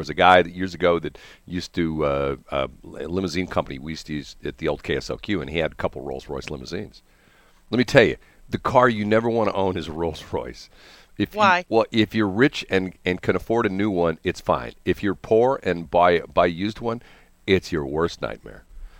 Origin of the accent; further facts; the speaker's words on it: Texas, United States; well, I'm from Texas. I want a big steak.